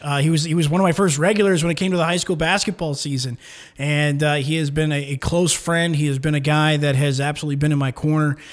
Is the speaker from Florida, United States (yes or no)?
yes; Florida, United States; moved away as an adult; now in Kalispell, United States; I grew up in Florida